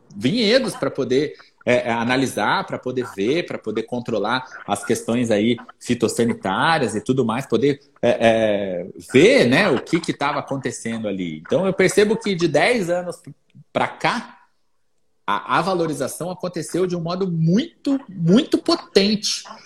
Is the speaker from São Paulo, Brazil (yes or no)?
yes; São José dos Campos, São Paulo, Brazil; now in Minas Gerais, Brazil; Eu sou é um paulista, nascido em São José dos Campos, né? Eu sou do Vale do Paraíba